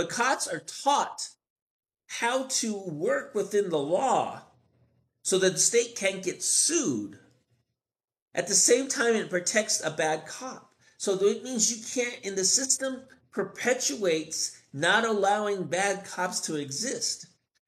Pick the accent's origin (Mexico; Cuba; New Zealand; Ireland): Mexico; Mexico City; I'm actually from Mexico City.